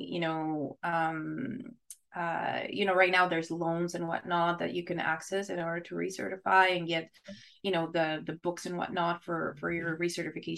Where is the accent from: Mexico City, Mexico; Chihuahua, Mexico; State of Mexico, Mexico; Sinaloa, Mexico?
Chihuahua, Mexico; English is a second language; moved away as an adult; also born or lived in Ottawa, Canada; now in Canada; So I was born there and I stayed there till I was 18.